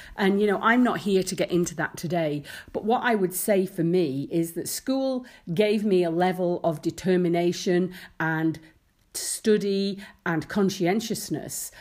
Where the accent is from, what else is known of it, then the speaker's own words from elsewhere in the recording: Isle of Man; I'd worked in shops in the summer growing up in the Isle of Man